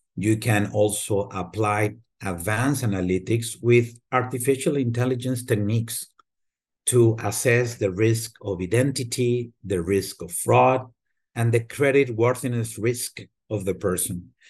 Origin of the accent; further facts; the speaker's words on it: Torreón, Coahuila, Mexico; moved away as an adult; also born or lived in Mexico City; now in United States; I was born and raised in Mexico, in what it used to be a small town, now it's a large city, Torreon, Coahuila, and then we moved as a family to Mexico City and I spend a good portion of my life in Mexico City